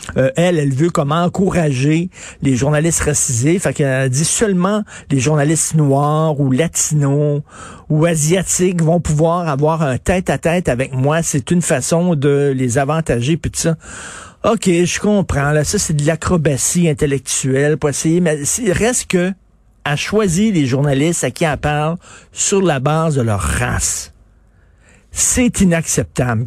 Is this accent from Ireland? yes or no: no; Quebec, Canada; je suis un Québécois